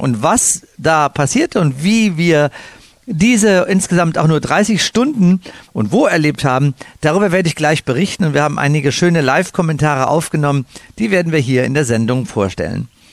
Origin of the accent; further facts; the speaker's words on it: Cologne, North Rhine-Westphalia, Germany; moved away; Ich bin ja als Kölsche Jung